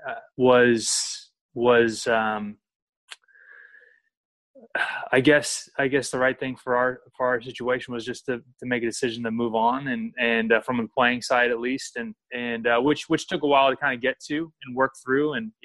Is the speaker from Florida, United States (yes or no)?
no; Sacramento, California, United States; So I grew up in Sacramento. Typical American kid